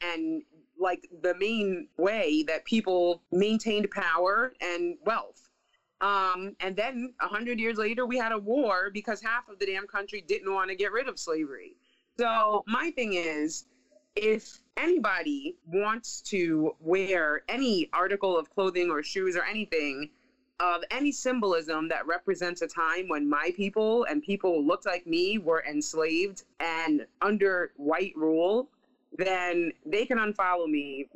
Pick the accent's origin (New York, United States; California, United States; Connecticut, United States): New York, United States; New York City; moved away; my hometown newspaper